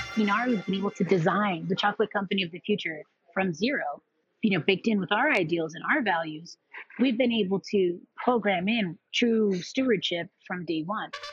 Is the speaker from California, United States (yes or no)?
no; New York City, New York, United States; my sister and I were born and raised in Queens, New York